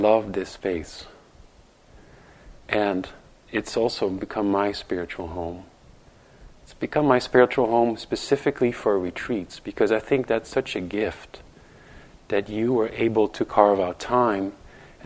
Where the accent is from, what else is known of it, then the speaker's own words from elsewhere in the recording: Netherlands; moved away as an adult; also born or lived in New York; now in United States; where I'm from the Netherlands